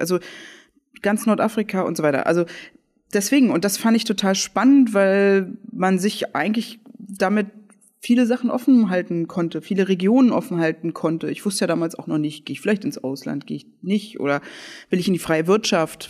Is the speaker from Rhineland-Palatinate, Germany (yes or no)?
no; Berlin, Germany; born or raised there; also born or lived in Leipzig